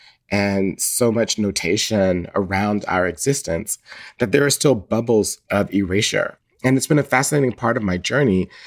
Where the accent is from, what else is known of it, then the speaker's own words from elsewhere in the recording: Atlanta, Georgia, United States; I grew up in Atlanta, Georgia, mostly in the 1980s